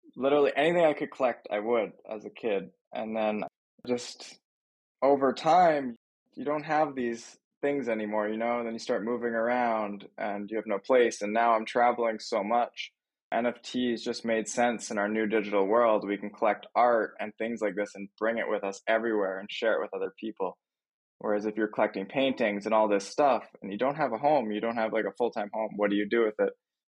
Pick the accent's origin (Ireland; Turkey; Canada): Canada; Thunder Bay, Ontario; moved away as an adult; also born or lived in Los Angeles, California / Toronto; I grew up in Thunder Bay, like a small town in Ontario, Canada.